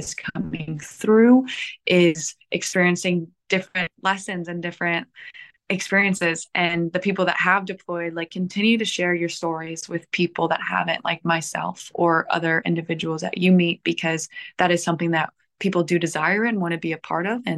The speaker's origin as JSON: {"language": "English", "region": "Indiana", "country": "United States", "also_born_or_lived": "Southern California / Washington, D.C.", "moved": "as an adult", "lives_now": "California, United States", "said": "I'm from Indiana, which is Midwest"}